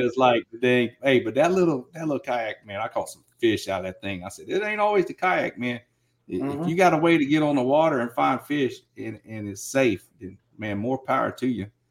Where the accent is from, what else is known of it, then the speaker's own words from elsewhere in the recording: Georgia, United States; moved away; I grew up on the East Coast in Georgia